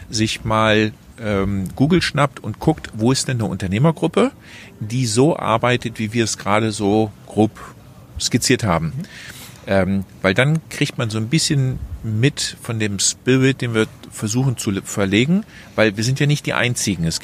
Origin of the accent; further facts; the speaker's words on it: Netherlands; ich bin Niederländer, auch wenn ich so akzentfrei daherkomme.